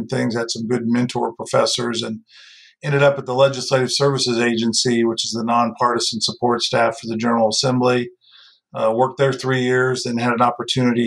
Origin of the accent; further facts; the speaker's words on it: Bloomington, Indiana, United States; I grew up in Bloomington, Indiana